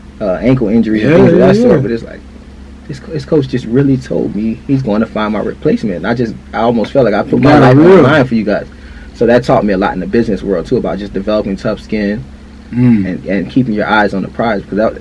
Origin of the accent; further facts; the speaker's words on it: Fort Lauderdale, Florida, United States; And we grew up together in Fort Lauderdale, Florida. We went to high school together.